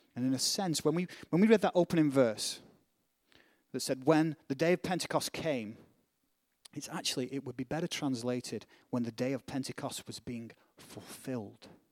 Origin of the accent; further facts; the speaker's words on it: Northern England, United Kingdom; accent: British; northern; now in United States; where I'm from, in, in, in England, it's the reverse. If you're a Northerner, and I am a Northerner